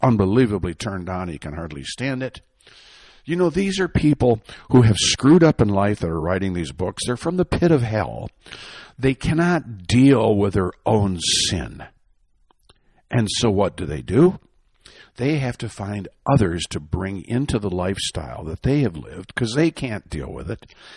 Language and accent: English; Michigan, United States; I'm from Michigan